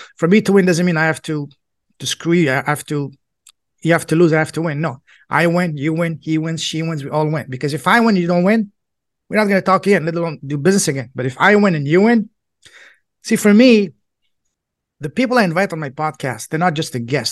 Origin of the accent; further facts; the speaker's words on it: Toronto, Ontario, Canada; first language French; English is a second language; also born or lived in China / Hong Kong / Alberta; I'm from Canada, Toronto